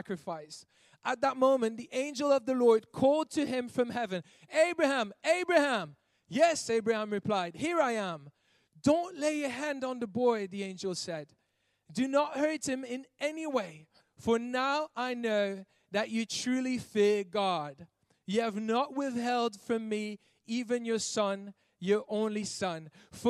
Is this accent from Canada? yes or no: no; Belgium; I'm from Belgium and we don't use that over there